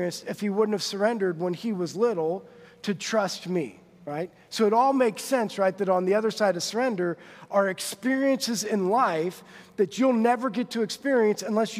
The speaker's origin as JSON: {"language": "English", "town": "Monroe", "country": "United States", "tie": "born or raised there", "moved": "as an adult", "lives_now": "Huntington", "said": "We grew up in Monroe. Like, my graduating class was 89 people."}